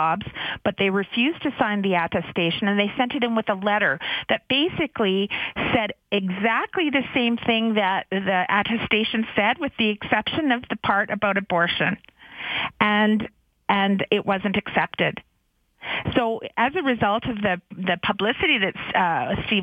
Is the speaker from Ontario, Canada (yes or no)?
no; Vancouver, British Columbia, Canada; I'm a Vancouver girl, so I grew up in Vancouver